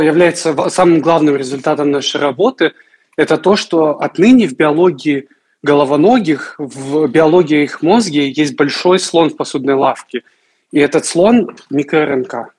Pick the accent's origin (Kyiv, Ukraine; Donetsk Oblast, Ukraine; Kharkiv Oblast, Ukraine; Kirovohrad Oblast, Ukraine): Kharkiv Oblast, Ukraine; Kharkiv; moved away as an adult; Я очень хочу вернуться в Харьков, когда это закончится. Я очень, очень люблю свой город